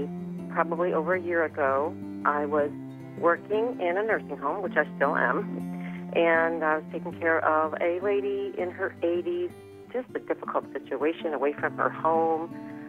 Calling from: Ohio, United States; I'm calling from Ohio.

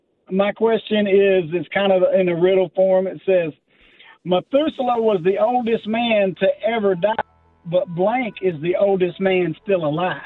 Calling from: Jacksonville, Arkansas, United States; I'm calling from Jacksonville, Arkansas, / Sherwood.

